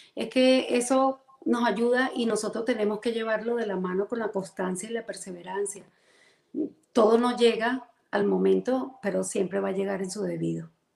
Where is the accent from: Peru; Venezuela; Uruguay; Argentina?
Venezuela; Caracas, Capital District; moved away as an adult; now in Central Florida, United States; Soy venezolana, caraqueña.